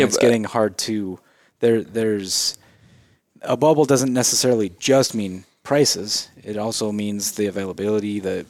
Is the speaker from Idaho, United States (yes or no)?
yes; St. Anthony, Idaho, United States; I grew up in St. Anthony. It's only 40 minutes north.